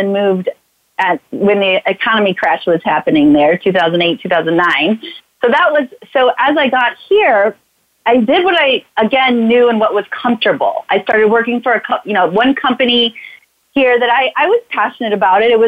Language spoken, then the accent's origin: English; St. Louis, Missouri, United States; moved away as an adult; also born or lived in Chicago, Illinois; I'm from St. Louis, Missouri. I moved to Chicago